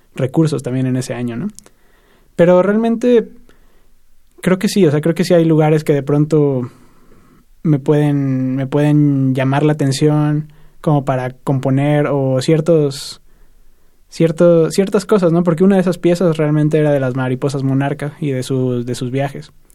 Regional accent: State of Mexico, Mexico; Yo soy del Estado de México

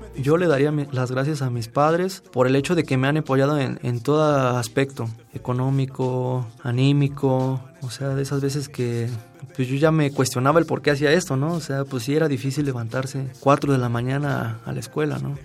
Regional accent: Mexico City, Mexico; Yo nací en México, Distrito Federal, en Tacuba, un 2 de marzo de 1993.

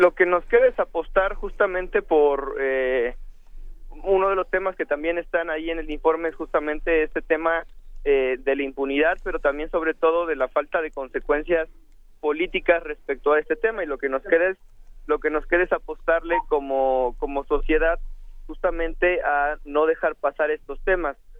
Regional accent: Mexico

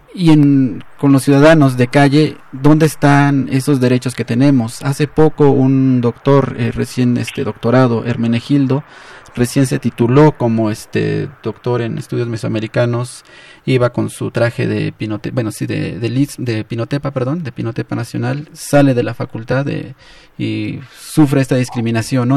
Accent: San Pedro Mártir Yucuxaco, Oaxaca, Mexico; yo también soy de San Pedro Mártir Yucujaco

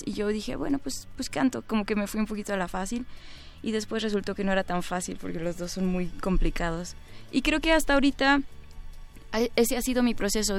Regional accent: Mexico City, Mexico; yo soy chilanga ah, ni, uno ni otro. Nací en el centro y pues nada he ido tenido la oportunidad de visitar todos los lugares, pero siento que nada me define más que la Ciudad de México

